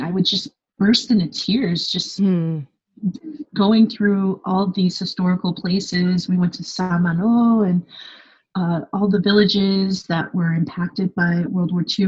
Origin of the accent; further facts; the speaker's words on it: Los Angeles, California, United States; moved away as an adult; now in Paris, France; I say Los Angeles